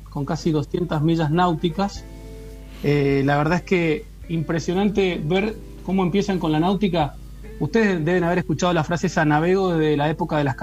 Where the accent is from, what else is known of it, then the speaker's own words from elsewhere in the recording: Carlos Pellegrini, Santa Fe, Argentina; moved away; yo soy de Santa Fe, nacido en un pueblito del interior, Carlos Pellegrini